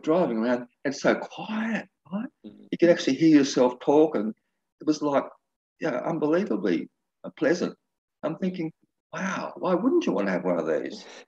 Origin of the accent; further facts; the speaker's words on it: Byron Bay, New South Wales, Australia; moved away; around Byron Bay, which is my hometown